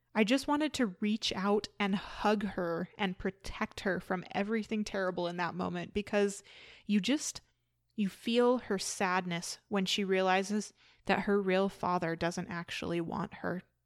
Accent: Canada; I am from Canada

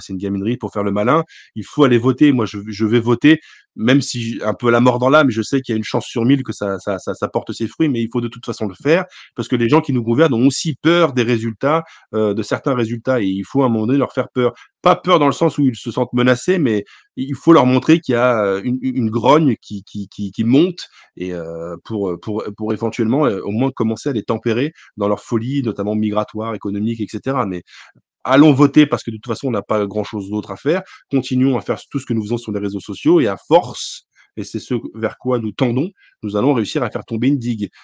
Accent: Lorraine, Grand Est, France; moi je suis lorrain, je suis fier d'être lorrain

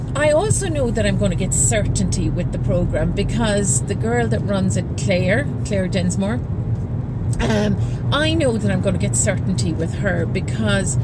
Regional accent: Ireland; moved away as an adult; also born or lived in Singapore; now in Juan-les-Pins, France; I'm from Ireland

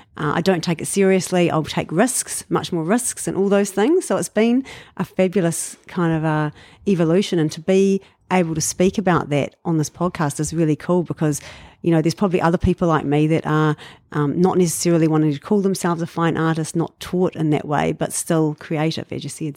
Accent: Dunedin, Otago, New Zealand; moved away as an adult; now in Auckland, New Zealand; I was born in Dunedin

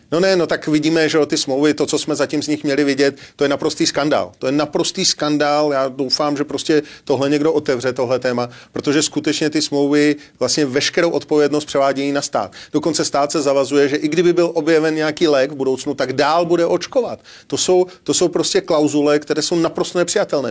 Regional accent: Czechia

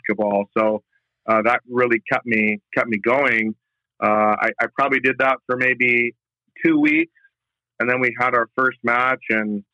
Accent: Lansing, Michigan, United States; now in Florida, United States; I'm from Lansing, Michigan.

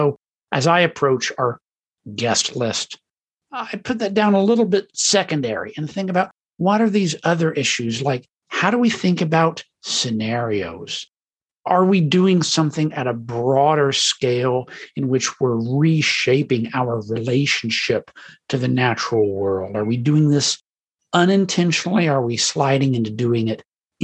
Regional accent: United States; now in Netherlands; I'm an American living in the Netherlands

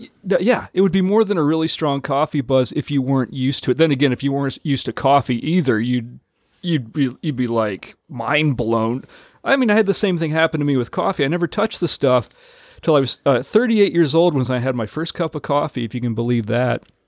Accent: United States; also born or lived in Rio de Janeiro, Brazil; as an American, you know, I, I think, you know, my Canadian roots

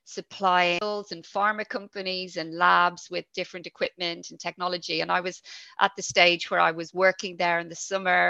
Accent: Dublin, Leinster, Ireland; accent: Irish; moved away as an adult; also born or lived in London / Yorkshire; now in United Kingdom; I'm originally from Dublin in Ireland, but I live here in the UK with my family

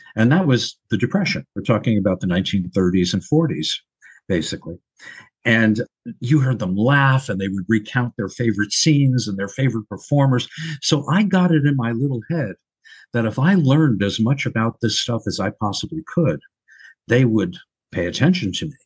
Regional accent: Long Island, New York, United States; moved away; also born or lived in Brooklyn, New York / Los Angeles; raised on Long Island.

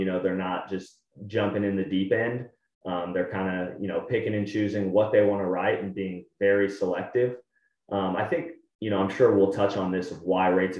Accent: San Antonio, Texas, United States; also born or lived in Austin; I'm from San Antonio originally, went to UT Austin

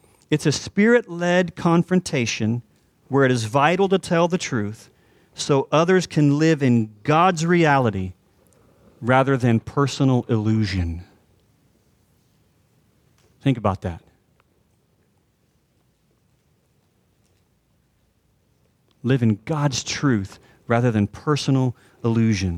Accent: Texas, United States; we're also Texans

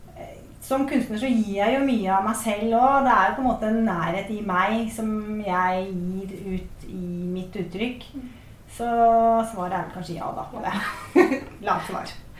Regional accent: Bærum, Akershus, Norway; jeg er jo født og oppvokst i Bærum og gikk på Bærum musikkskole

